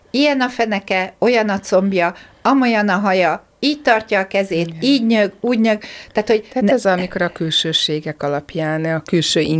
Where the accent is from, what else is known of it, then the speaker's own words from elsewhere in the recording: Hungary; én vidéken, vidéken ráadásul a kertvárosi részen nőttem fel, ott nem nagyon voltak ilyenek, hogy játszóterek